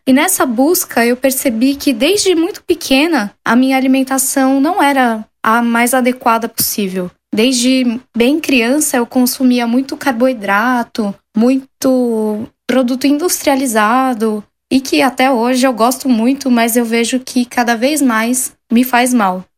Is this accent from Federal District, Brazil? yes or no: no; São Paulo, Brazil; eu tenho 33 anos e eu sou de São Paulo